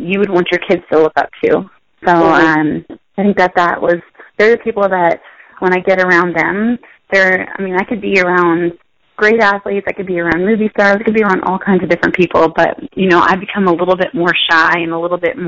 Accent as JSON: {"language": "English", "country": "United States", "tie": "born or raised there", "also_born_or_lived": "Pennsylvania / Maryland", "said": "I grew up in Pennsylvania and Maryland"}